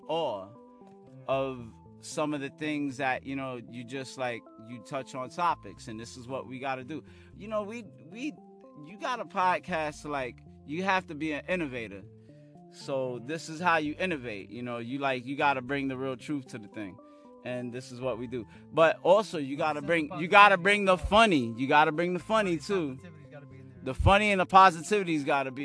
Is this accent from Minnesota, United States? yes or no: no; New York City, New York, United States; also born or lived in Harlem; I was raised in Brooklyn